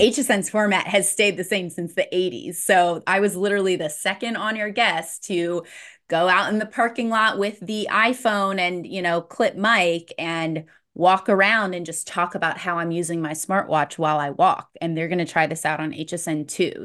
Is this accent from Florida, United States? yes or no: yes; St. Petersburg, Florida, United States; my hometown in Saint Pete, Florida